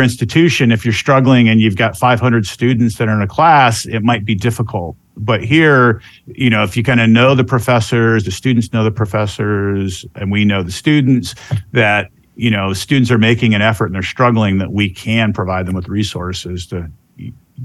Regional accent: Central Florida, United States; also born or lived in Georgia; I'm actually from this area. I'm from Central Florida.

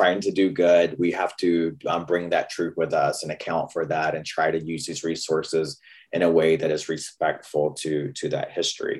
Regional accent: North Carolina, United States; accent: Southern; moved away as an adult; now in Seattle, United States; I grew up in North Carolina

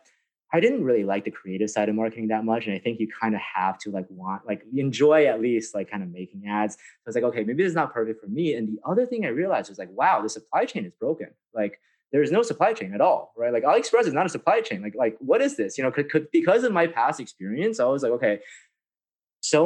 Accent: San Francisco, California, United States; I grew up in San Francisco

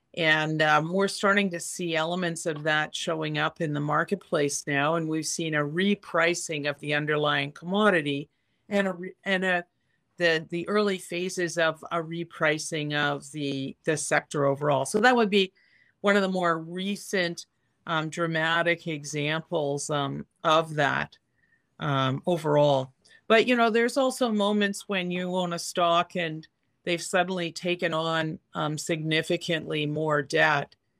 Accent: Canada; as a Canadian

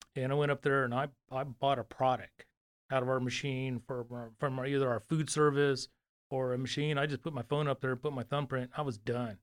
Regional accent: Fresno, California, United States; moved away as an adult; now in Dallas, United States; I'm from Fresno, California, from, uh, so I was born and raised there

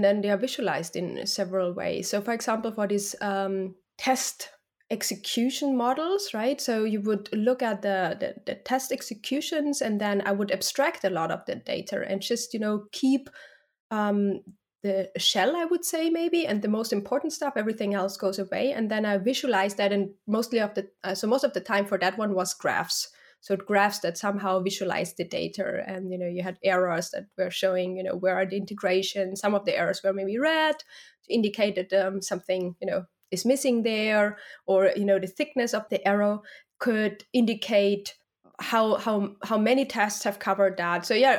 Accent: Austria; moved away; Yeah, well, so I'm originally from Austria, and then I lived in London for some time. Then I moved to the Netherlands.

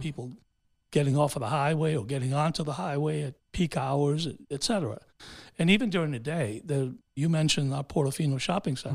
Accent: New York City, New York, United States; first language Spanish; English is a second language; moved away as an adult; also born or lived in Honduras; now in Shenandoah, United States; I grew up in New York City and, uh, uh, was educated there, went to, you know, elementary, junior, and, and high school there

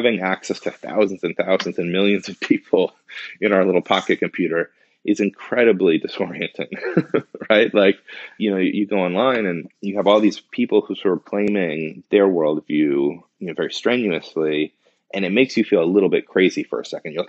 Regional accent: North Shore of Boston, Massachusetts, United States; growing up on the North Shore of Boston

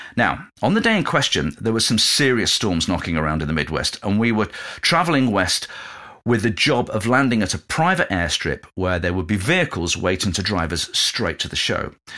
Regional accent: England, United Kingdom; moved away as an adult; also born or lived in London; my hometown in a car in the north

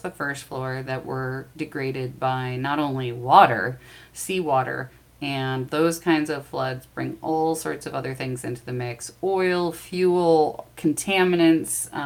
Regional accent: Midwest, United States; I'm from the Midwest

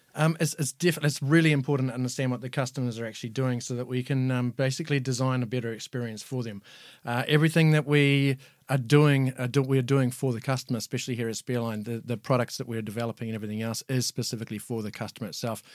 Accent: New Zealand; moved away as an adult; now in Ireland; living and working in New Zealand. Obviously, that's where I'm from. You might know if my accent is not Irish

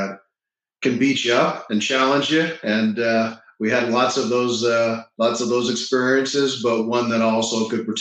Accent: Toronto, Ontario, Canada; now in Florida, United States; I grew up in Toronto. Mm-hmm. And now I live in Florida

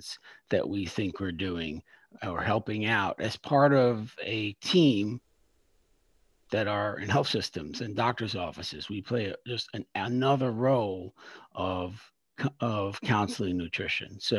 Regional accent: New York City, New York, United States; moved away as an adult; now in Philadelphia, United States; I'm from Brooklyn, New York. So I'm a New Yorker, but currently in Philadelphia

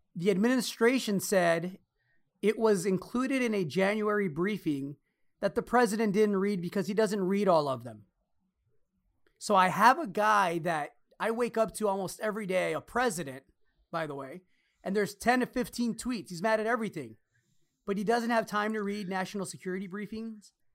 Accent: Los Angeles, California, United States; I'm Mexican-American. Everybody knows the story. Both my parents born in Mexico. Uh, mom was five months pregnant when she came here. I was born in Los Angeles

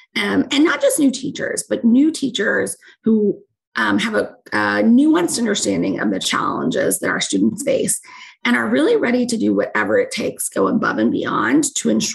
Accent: Alice, Texas, United States; I was not from Houston. I was from South Texas

